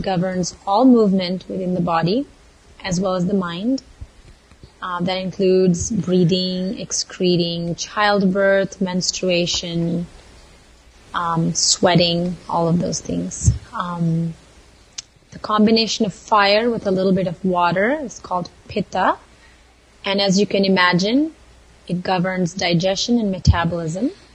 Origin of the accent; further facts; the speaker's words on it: Mysore, Karnataka, India; moved away as an adult; now in Santa Barbara, United States; I was born and raised in India, in Mysore, small southern town